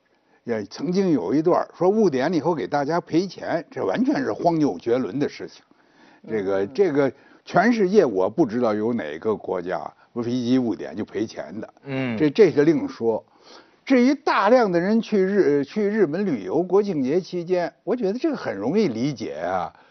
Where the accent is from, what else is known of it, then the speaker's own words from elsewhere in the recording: Guangdong, China; 那比比咱们广东人还厉害哇！